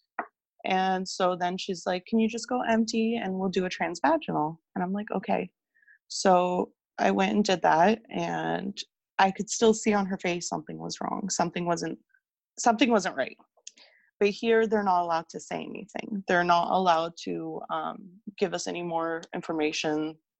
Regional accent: Canada; I'm from Canada

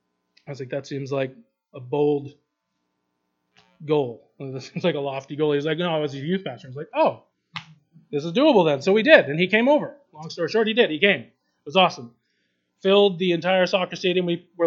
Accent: Kyrgyzstan; I have no money, I'm from Kyrgyzstan, where am I going to go? I can't go back home, so yes, I'm stuck here.

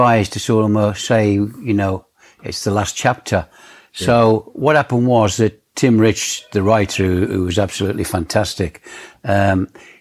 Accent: Hednesford, West Midlands, United Kingdom; I went to play for my hometown team, Hensford Town.

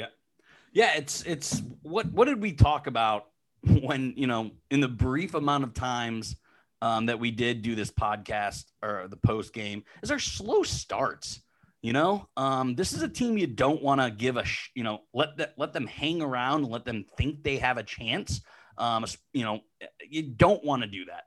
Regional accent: Western Pennsylvania, United States; moved away; I grew up in Western Pennsylvania, um, so I grew up as a Pitt fan hating Penn State

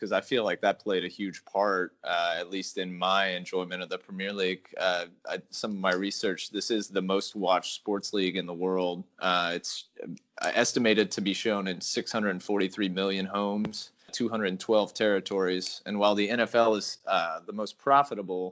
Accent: United States; me as an American that's never lived there

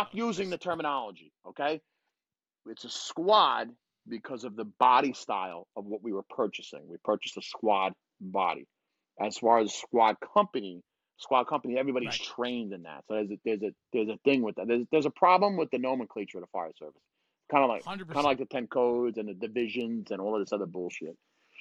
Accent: Bergen County, New Jersey, United States; We're from Bergen County

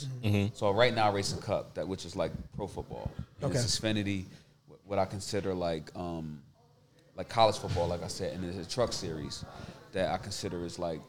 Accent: Vauxhall, New Jersey, United States; I'm from Jersey

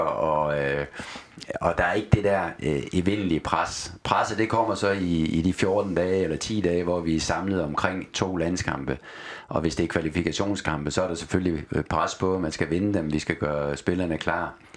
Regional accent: Aalborg, North Denmark Region, Denmark; moved away; also born or lived in Odense / Austria; Min opvækst var i Aalborg

